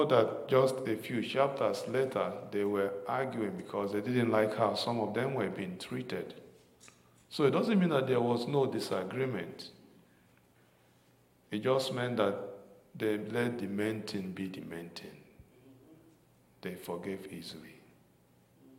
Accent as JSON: {"language": "English", "country": "Nigeria", "tie": "born or raised there", "moved": "yes", "said": "growing up in Nigeria"}